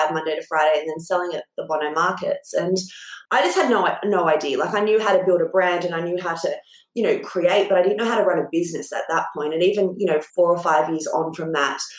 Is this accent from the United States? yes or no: no; Port Macquarie, New South Wales, Australia; I'm from Port Macquarie, a tiny town on the mid-north coast in New South Wales.